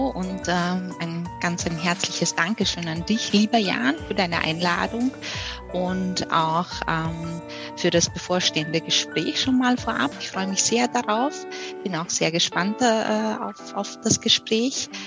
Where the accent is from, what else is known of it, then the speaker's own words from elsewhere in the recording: Austria; now in Germany; Wie man unschwer heraushören kann, komme ich nicht aus Bayern, ich komme aus Österreich ähm, und ich bin für meine aktuelle Position von Wien äh, nach äh, Bayern gezogen.